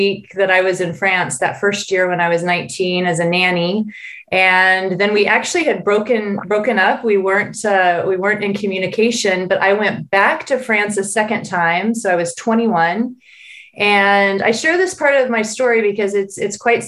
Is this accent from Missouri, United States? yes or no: yes; Missouri, United States; moved away as an adult; I am a Midwest American. So born and raised in Missouri and really spent all my life in Missouri until the age